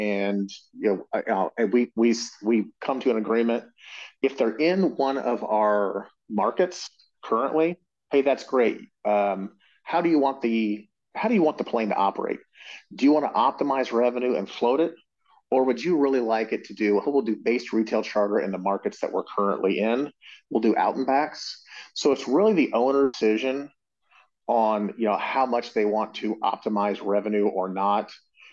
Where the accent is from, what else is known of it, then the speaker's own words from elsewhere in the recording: Indianapolis, Indiana, United States; Indianapolis, yeah, that's my hometown. I'm a Hoosier